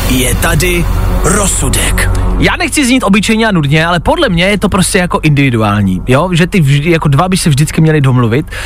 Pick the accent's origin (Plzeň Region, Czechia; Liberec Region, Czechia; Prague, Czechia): Plzeň Region, Czechia; Plzeň; já jsem taky z Plzně